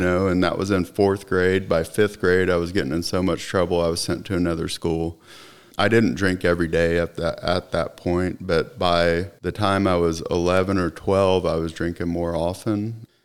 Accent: Oklahoma City, Oklahoma, United States; also born or lived in Austin, Texas; now in Plano, United States; she decided that we would, uh, move back to Oklahoma City

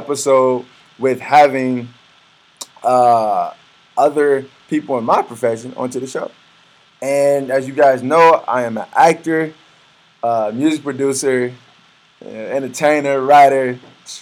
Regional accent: Aurora, Illinois, United States; I'm from Aurora, I guess. I moved out to Aurora

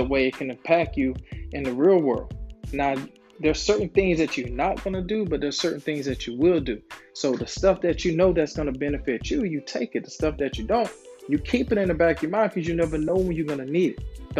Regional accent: Florida, United States; moved away; I was like the only Kobe fan back home because I was from Florida.

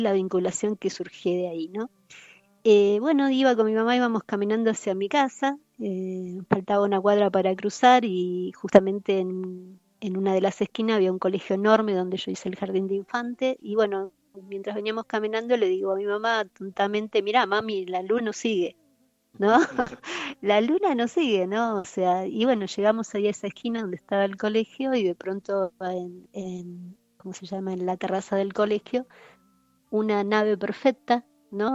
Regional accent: Buenos Aires, Argentina; vivía en el barrio de La Boca, de donde soy oriunda, nací en el barrio de La Boca

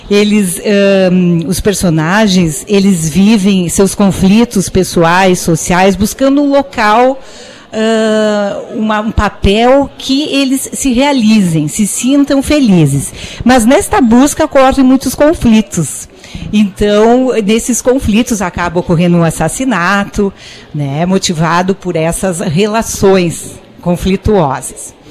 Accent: Garibaldi, Rio Grande do Sul, Brazil; ela dizia que o local das histórias são verdadeiros e realmente o local é Garibaldi, que é a minha cidade natal.

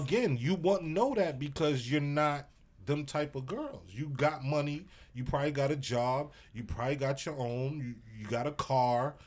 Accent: New York City, New York, United States; I'm from Brooklyn

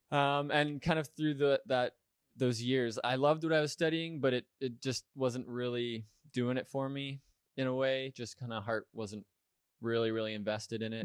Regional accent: Richmond Hill, Ontario, Canada; also born or lived in Hamilton, Ontario; grew up attending the, the, the church in Richmond Hill

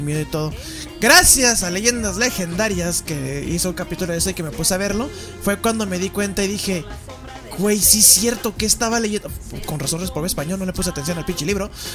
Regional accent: Chihuahua, Mexico; Acá, en mi tierrita, güey. En la aldea escondida entre los burritos.

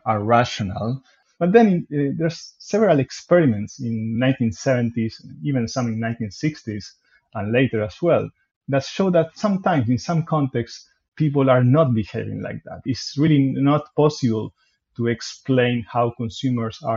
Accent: Argentina; moved away as an adult; also born or lived in Montreal, Canada; now in Melbourne, Australia; I come from Argentina, so there I studied computer science at the University of Buenos Aires

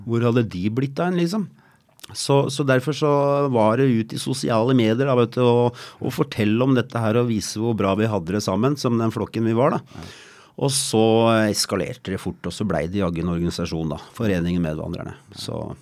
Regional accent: Asker, Akershus, Norway; jeg kommer fra Asker

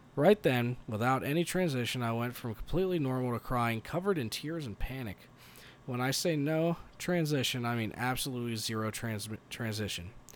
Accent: Colorado Springs, Colorado, United States; we're from Colorado Springs, Colorado

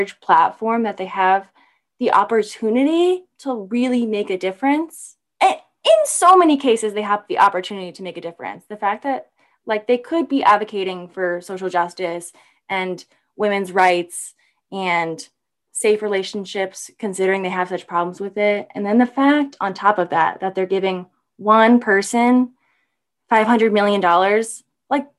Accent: Baltimore, Maryland, United States; I'm from Baltimore

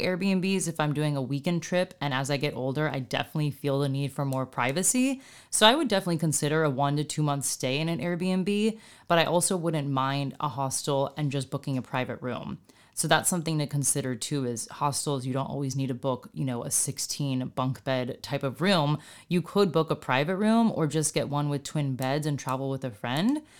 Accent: United States; as an American

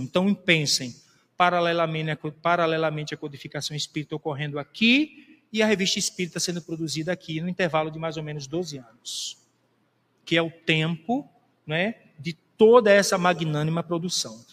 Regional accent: Brazil; nós brasileiros

